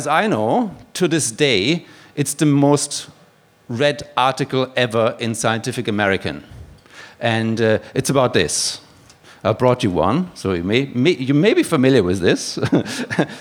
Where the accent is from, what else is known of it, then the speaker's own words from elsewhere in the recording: Germany; now in Australia; you can probably tell from my accent that I'm not originally from here. I'm actually from Koch country